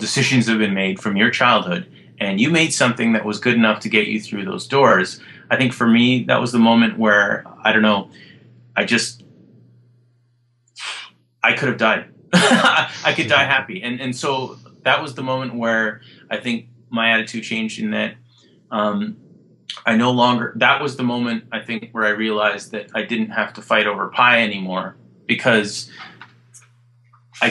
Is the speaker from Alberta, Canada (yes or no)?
yes; Alberta, Canada; I grew up in Alberta